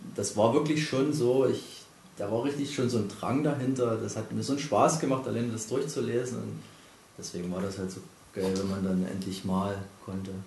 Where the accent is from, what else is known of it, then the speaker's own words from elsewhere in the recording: East Germany, Germany; Ich bin ja auch im Osten aufgewachsen